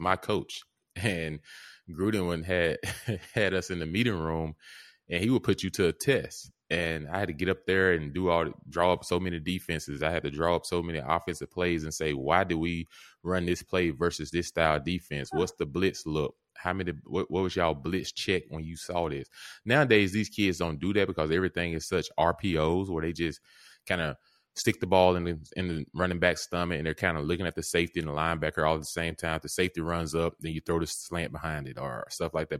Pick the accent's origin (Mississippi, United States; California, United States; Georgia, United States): Mississippi, United States; I grew up in Mississippi